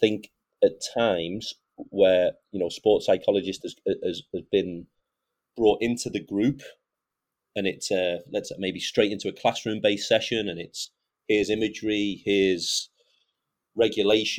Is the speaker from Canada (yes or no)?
no; United Kingdom; I'm 38 and I'm British and I've coached my national team.